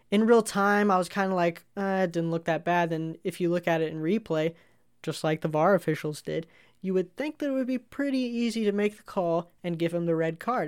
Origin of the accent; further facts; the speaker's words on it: United States; as an American